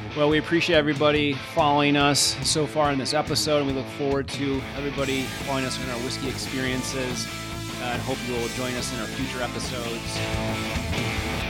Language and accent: English; Michigan, United States; now in Florida, United States; I'm originally from Michigan